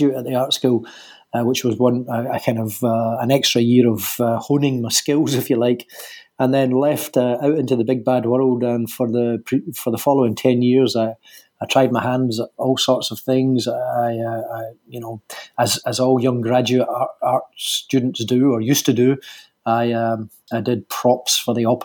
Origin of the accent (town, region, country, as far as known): Glasgow, Scotland, United Kingdom; born or raised there; accent: Scottish